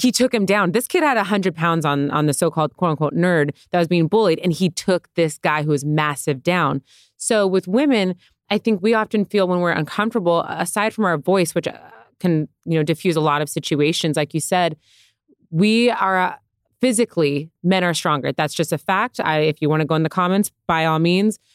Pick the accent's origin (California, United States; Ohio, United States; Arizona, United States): California, United States; San Diego; now in Los Angeles, United States; I come from San Diego and I'm in L